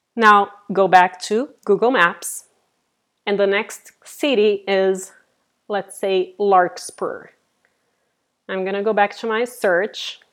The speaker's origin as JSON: {"language": "English", "country": "Brazil", "also_born_or_lived": "Silicon Valley, California", "moved": "yes", "lives_now": "San Francisco, United States", "said": "I'm originally from Brazil and I have been living in Silicon Valley here in California for the last 18 years"}